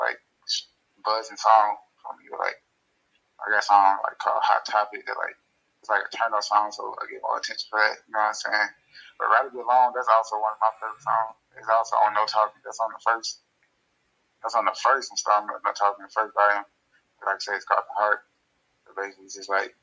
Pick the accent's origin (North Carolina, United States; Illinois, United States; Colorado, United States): Illinois, United States; Chicago; I'm from Chicago.